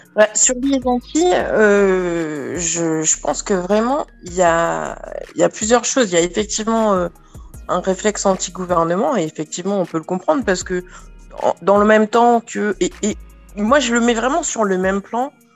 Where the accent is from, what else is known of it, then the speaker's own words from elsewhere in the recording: Martinique; je suis Martiniquais aussi, hein, donc euh, j'ai quand même beaucoup de familles